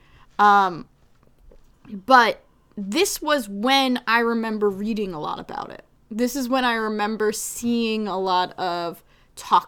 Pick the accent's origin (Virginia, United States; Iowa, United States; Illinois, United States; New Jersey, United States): New Jersey, United States; I'm from Jersey